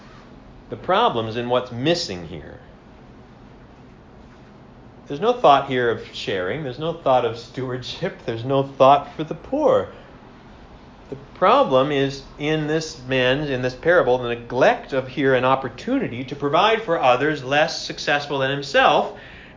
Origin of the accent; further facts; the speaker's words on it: United States; now in Canada; as an American